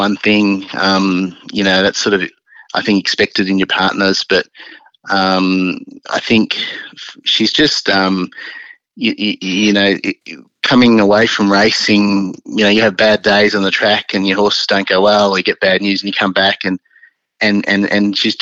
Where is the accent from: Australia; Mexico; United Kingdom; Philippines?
Australia; Sydney, New South Wales; moved away as an adult; now in Melbourne, Australia; growing up in Sydney, it's always your home